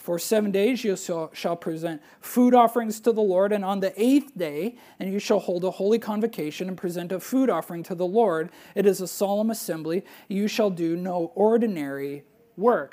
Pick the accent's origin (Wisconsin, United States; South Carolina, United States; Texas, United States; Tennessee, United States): Wisconsin, United States; moved away; I'm a Brewers fan growing up in Wisconsin